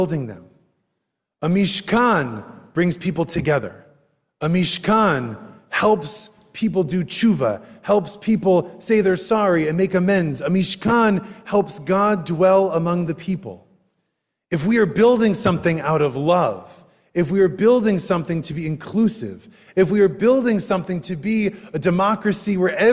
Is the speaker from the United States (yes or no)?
yes; United States; I am an American Jew